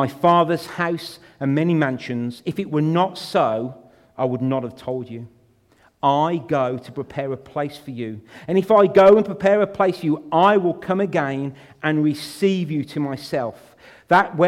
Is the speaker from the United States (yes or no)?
no; United Kingdom; We're born British